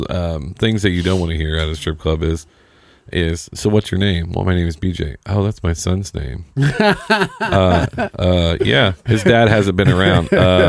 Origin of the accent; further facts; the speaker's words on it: Jackson County, Indiana, United States; I'm from Jackson County